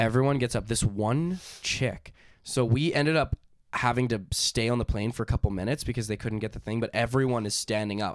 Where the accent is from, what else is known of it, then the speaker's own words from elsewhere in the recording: Canada; we're from Canada